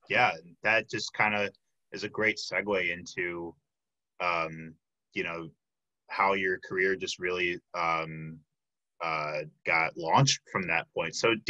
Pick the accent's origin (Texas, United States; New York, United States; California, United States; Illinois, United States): Illinois, United States; Chicago; now in Milwaukee, United States; I'm from the Chicago area